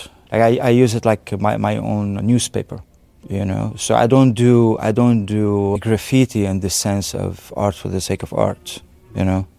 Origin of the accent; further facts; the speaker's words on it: Syria; born there; also born or lived in Lebanon; Well, I can't go to my home. I was born in Syria, and my family, we were cast out because of the Syrian regime during the 80s. And also when I was in Lebanon, even though I have a Lebanese nationality